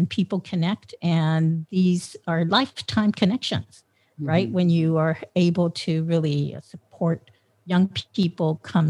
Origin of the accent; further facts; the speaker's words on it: Long Beach, California, United States; moved away as an adult; also born or lived in San Francisco; "So where are you from?" And I said, "Long Beach."